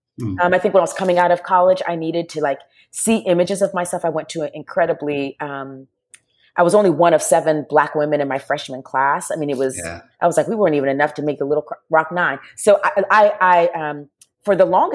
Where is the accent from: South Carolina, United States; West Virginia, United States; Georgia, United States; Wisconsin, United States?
South Carolina, United States; Charleston; I grew up in the near Charleston, South Carolina